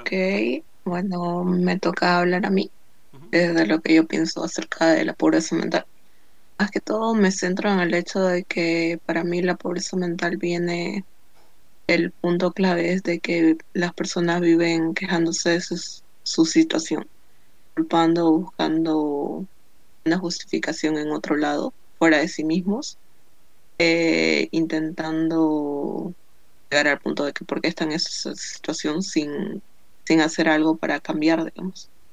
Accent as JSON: {"language": "Spanish", "country": "Bolivia", "said": "soy de Bolivia"}